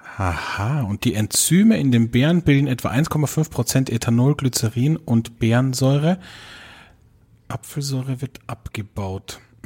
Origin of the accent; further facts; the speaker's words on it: Austria; hier bei uns in Österreich